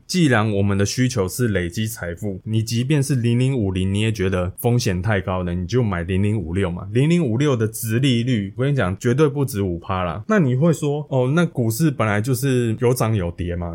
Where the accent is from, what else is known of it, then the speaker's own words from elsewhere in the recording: Hualien, Hualien County, Taiwan; 因为我老家是在花莲